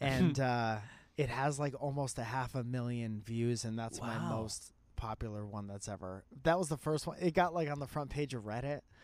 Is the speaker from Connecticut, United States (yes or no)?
yes; Connecticut, United States; I was a musician from Connecticut